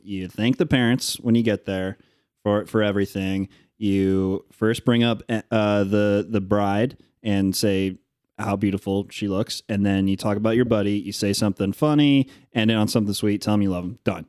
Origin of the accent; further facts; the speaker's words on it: Northern Indiana, United States; growing up in Northern Indiana